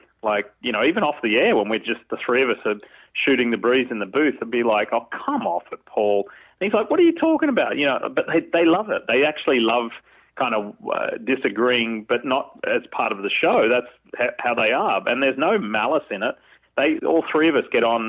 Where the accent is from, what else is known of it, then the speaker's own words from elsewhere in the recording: Australia; moved away; growing up in Australia